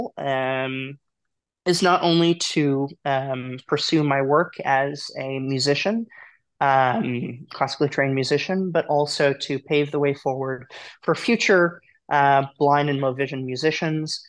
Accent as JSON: {"language": "English", "town": "Beals Island", "region": "Maine", "country": "United States", "tie": "born or raised there", "moved": "as an adult", "lives_now": "Rochester, United States", "said": "I was born and raised on Beals Island in Maine, and am still a Mainer, even though I currently reside in Rochester, New York"}